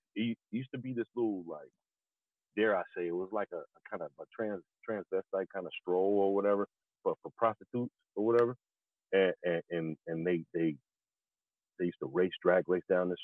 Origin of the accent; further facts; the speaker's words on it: Chicago, Illinois, United States; moved away; also born or lived in Hollywood; we in Hollywood now, and I'm from Chicago